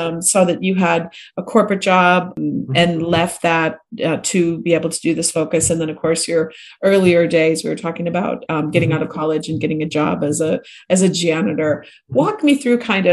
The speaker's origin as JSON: {"language": "English", "region": "Minnesota", "country": "United States", "said": "I'm from Minnesota, where it's cold and snowy"}